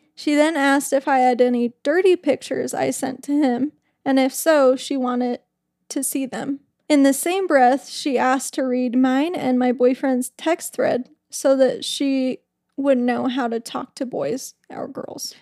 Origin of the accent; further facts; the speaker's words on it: Utah, United States; I'm from Utah